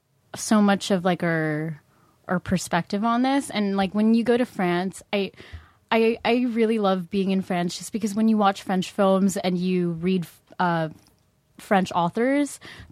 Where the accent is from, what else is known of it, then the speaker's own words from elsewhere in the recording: Philippines; I'm from the Philippines.